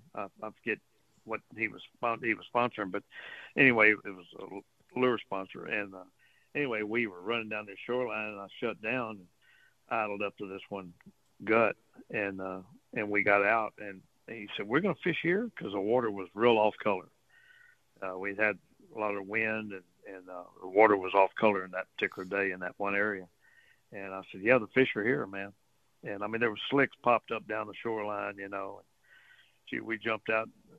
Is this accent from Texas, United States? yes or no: yes; Port Arthur, Texas, United States; moved away as an adult; now in Port O'Connor, United States; I grew up in Port Arthur fishing Sabine Lake